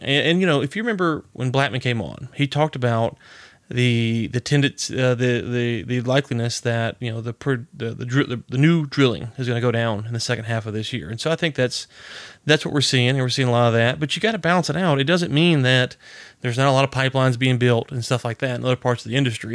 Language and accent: English; Louisiana, United States; I'm from Louisiana. I'm a redneck